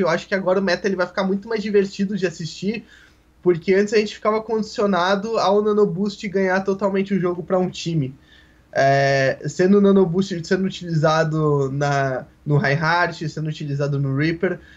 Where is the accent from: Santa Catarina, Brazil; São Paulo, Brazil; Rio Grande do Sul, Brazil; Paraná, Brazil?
Rio Grande do Sul, Brazil; Porto Alegre; eu sou de Porto Alegre, Rio Grande do Sul.